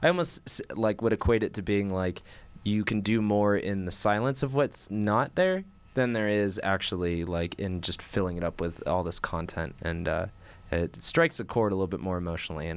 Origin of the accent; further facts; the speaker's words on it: San Diego, California, United States; moved away as an adult; now in Boulder, United States; I'm from San Diego